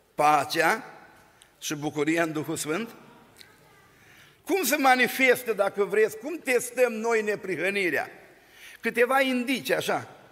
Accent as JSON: {"language": "Romanian", "town": "Bosanci", "region": "Suceava County", "country": "Romania", "moved": "yes", "lives_now": "Oradea, Romania", "said": "din Bosanci, din Suceava și din România"}